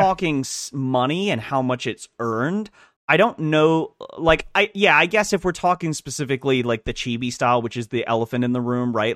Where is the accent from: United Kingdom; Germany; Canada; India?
United Kingdom; now in United States; I'm British, I just am no longer British because I got my citizenship, so I'm British, American British